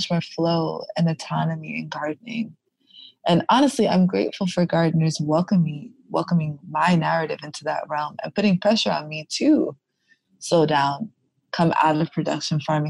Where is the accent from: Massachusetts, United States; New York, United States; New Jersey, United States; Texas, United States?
New York, United States; New York City; I am born and raised in Brooklyn, New York.